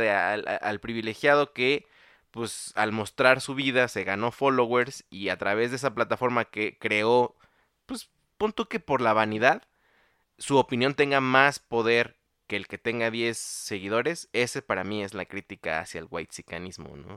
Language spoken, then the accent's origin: Spanish; Mexico